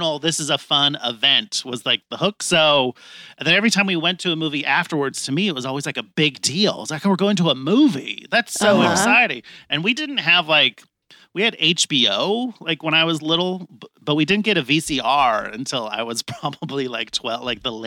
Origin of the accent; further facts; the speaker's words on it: San Jose, California, United States; I grew up in San Jose, which is a metropolis